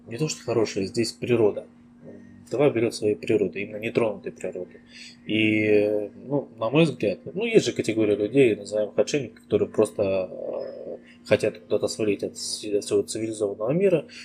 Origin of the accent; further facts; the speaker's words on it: Ussuriysk, Primorsky Krai, Russia; also born or lived in India / Moscow / Japan; now in Tuva, Russia; Родом я с Дальнего Востока, Приморский край, город Суриск такой маленький тихий городишко в 100 километрах от э, бурного Владивостока